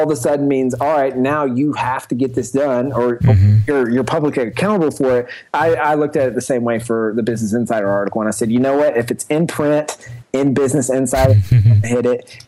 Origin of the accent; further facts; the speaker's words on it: the South, United States; I grew up in the South.